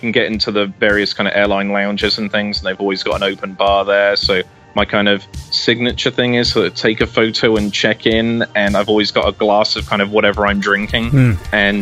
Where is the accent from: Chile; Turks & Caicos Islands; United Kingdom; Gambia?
United Kingdom; now in United States; As you can probably tell from my accent, I'm from the UK. I'm the only one of my family that lives in the US